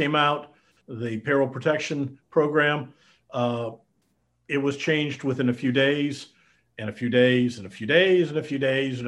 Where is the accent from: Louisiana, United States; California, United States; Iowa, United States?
Iowa, United States; moved away as an adult; also born or lived in Denton, Texas; I'm a Midwestern boy. I grew up in Iowa.